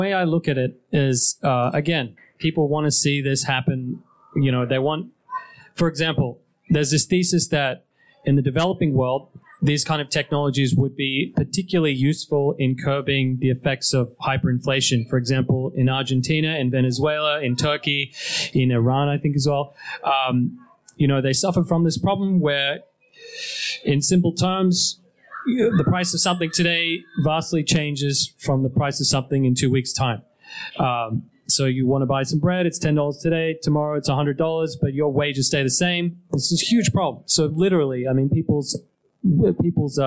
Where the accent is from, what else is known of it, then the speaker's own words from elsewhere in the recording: Australia; moved away; I'm from Australia